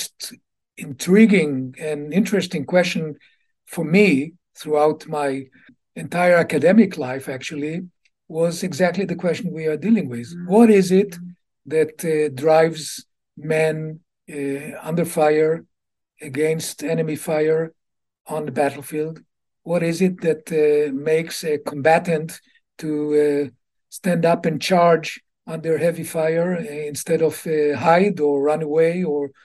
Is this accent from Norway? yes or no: no; Israel; I was born in Israel in 1942. The middle of Second World War, had a regular youth as an Israeli, local school, youth